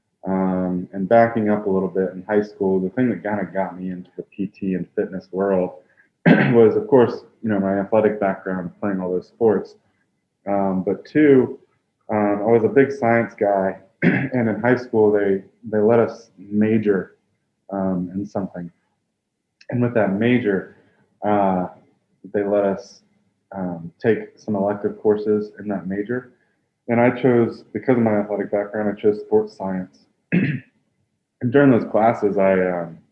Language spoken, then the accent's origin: English; Columbia, South Carolina, United States; I grew up in Columbia, South Carolina